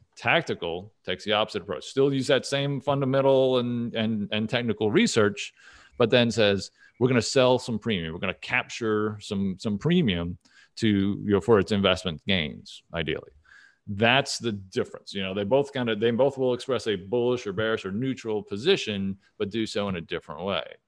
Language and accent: English; Dallas, Texas, United States; moved away as an adult; also born or lived in Saint Louis; I'm originally from Dallas